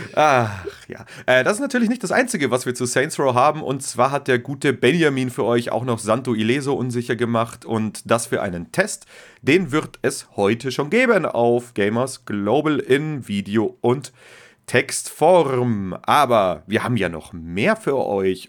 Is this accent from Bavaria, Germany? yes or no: yes; Bavaria, Germany; als Bayer